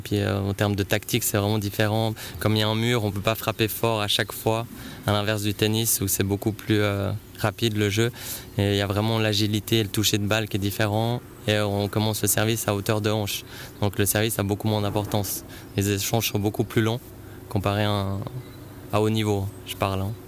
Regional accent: Aigle, Vaud, Switzerland; also born or lived in Saint-Symphorien; je viens de saint symphorin mais j'ai passé toute mon enfance à Aigle

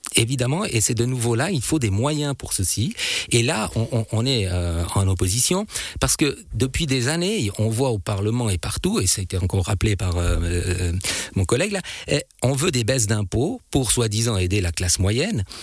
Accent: Switzerland; chez nous en Suisse

